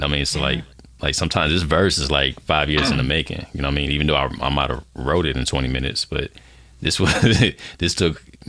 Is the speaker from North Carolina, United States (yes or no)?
yes; Fayetteville, North Carolina, United States; now in Dallas, United States; I'm based out of Dallas, Texas right now. I'm originally from Fayetteville, North Carolina